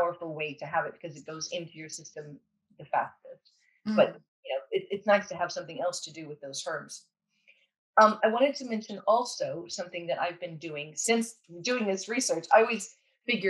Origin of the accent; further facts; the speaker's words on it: California, United States; I'm from California